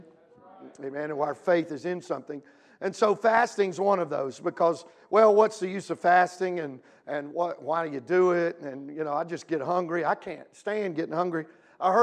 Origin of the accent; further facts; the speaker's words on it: Louisiana, United States; now in Midwest, United States; I'm from Louisiana